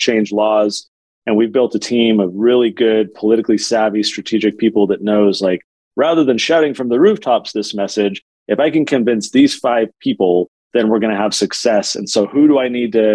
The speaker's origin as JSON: {"language": "English", "town": "San Diego", "region": "California", "country": "United States", "moved": "yes", "lives_now": "Utah, United States", "said": "I live in Utah now. I'm from San Diego"}